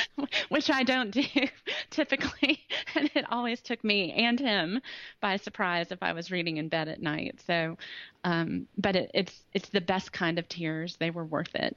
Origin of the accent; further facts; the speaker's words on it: Greenville, South Carolina, United States; also born or lived in Ohio; I'm from Greenville, South Carolina. Um, my accent, I mean, I, I, was born in Ohio, so this accent was developed, but I've lived in Greenville for um, a long time now 30 something years on since, and off.